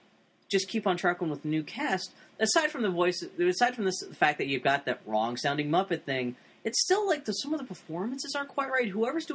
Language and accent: English; El Paso, Texas, United States; born there; Go back, visit Texas, because I was born in El Paso.